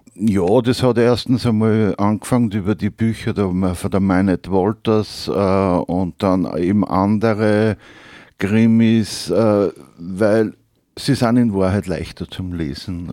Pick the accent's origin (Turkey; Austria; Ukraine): Austria; Upper Austria; accent: Upper Austrian dialect; Im oberösterreichischen Dialekt